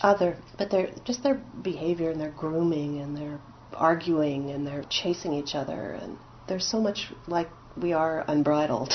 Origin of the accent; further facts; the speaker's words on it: Montreal, Quebec, Canada; moved away; I grew up in Quebec as an Anglophone. I went to school in Protestant Westmount